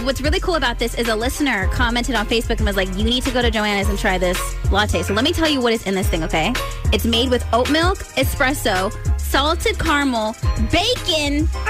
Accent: California, United States; now in Maryland, United States; I grew up in California

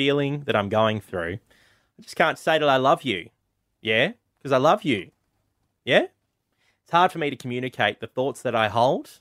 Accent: Tasmania, Australia; moved away; I'm from Tasmania

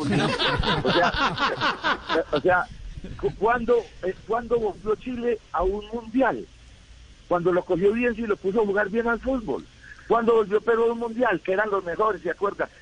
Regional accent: Colombia

